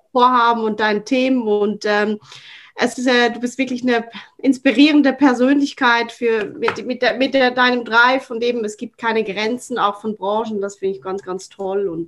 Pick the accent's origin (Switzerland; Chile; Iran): Switzerland; die ist fast für mich als Schweizerin ähm, äh, obligatorisch.